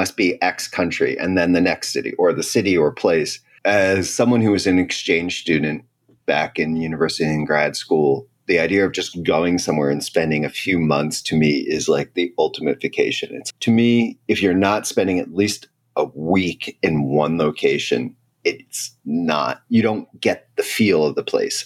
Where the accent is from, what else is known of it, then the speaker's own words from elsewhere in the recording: United States; moved away as an adult; now in Spain; I'm an American.